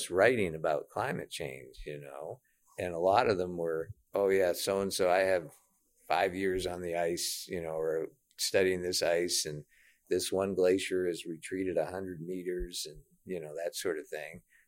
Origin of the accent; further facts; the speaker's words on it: Maine, United States; moved away as an adult; now in Cordova, United States; I grew up in Maine.